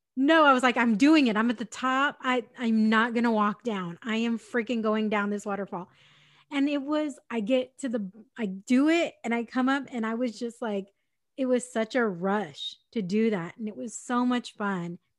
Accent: San Diego, California, United States; I'm from San Diego

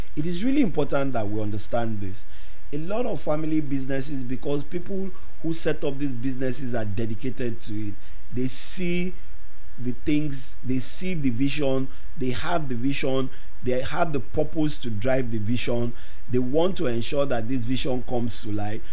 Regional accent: Nigeria; Growing up in Nigeria

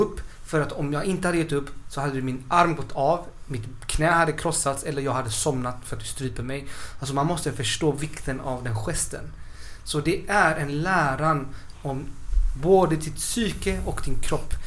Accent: Chile; now in Sweden; vi i Chile

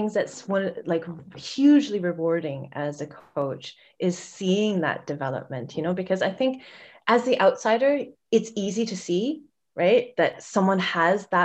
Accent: Vancouver, British Columbia, Canada; I'm from Vancouver.

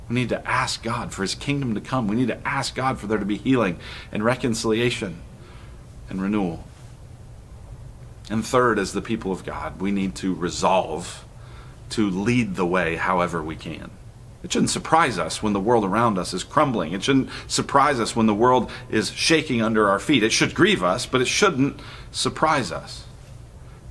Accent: Colorado, United States; grew up in Colorado

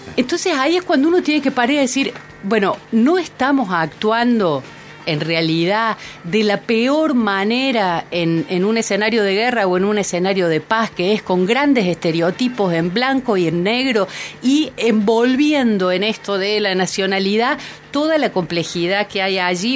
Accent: Argentina; soy argentina

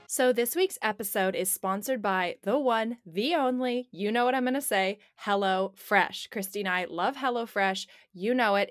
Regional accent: Portland, United States; now in California, United States; I living in California and even growing up in Portland

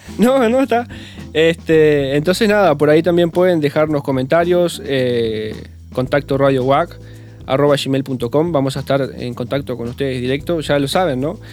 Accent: Uruguay; also born or lived in Bella Unión, Uruguay; fue en Yum donde más o menos empiezo a tener un poco de conciencia o los recuerdos

